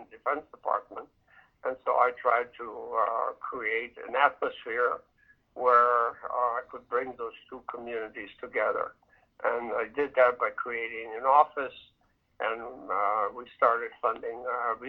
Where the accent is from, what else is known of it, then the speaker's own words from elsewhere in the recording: Minnesota, United States; moved away as an adult; also born or lived in Lviv, Ukraine / Kharkiv / Vienna, Austria / Germany; I grew up in Minnesota